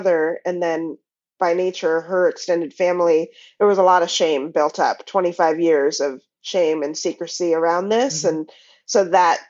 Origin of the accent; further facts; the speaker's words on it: Pacific Northwest, United States; raised in the Pacific Northwest